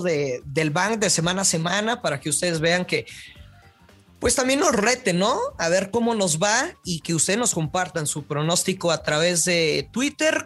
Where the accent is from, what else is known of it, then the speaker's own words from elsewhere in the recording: northern Mexico, Mexico; como buen norteño